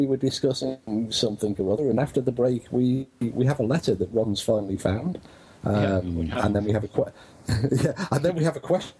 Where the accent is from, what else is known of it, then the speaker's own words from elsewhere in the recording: United Kingdom; I'm British